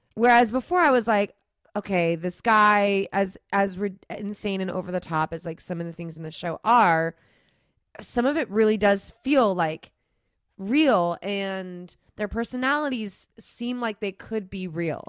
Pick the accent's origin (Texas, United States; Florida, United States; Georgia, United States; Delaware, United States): Florida, United States; I'm from Florida, and we don't, we have the tall palm trees too